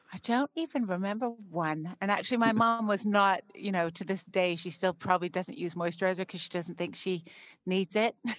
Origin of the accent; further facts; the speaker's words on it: Canada; I grew up in Canada